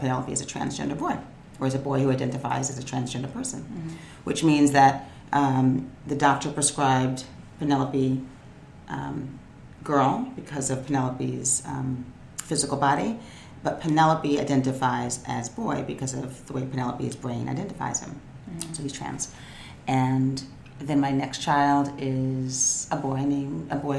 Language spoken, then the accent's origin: English; New York, United States; I grew up in New York. I'm like a native New Yorker